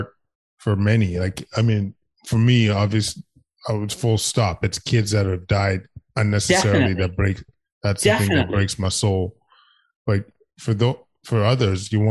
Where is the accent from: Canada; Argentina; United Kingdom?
Canada; as a Canadian